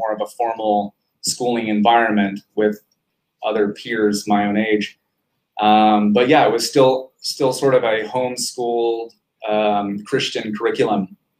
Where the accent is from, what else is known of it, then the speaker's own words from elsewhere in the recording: Quezon City, Metro Manila, Philippines; born there; No, 1978, Philippines, Quezon City, which is technically just a suburb of Manila. So right there in the capital.